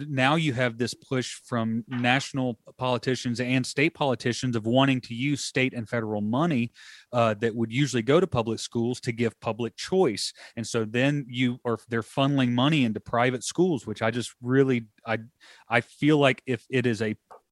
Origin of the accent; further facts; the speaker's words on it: Alabama, United States; moved away as an adult; I was born and raised in Alabama. Until I graduated college in Alabama, I moved, you know, and then I moved up here.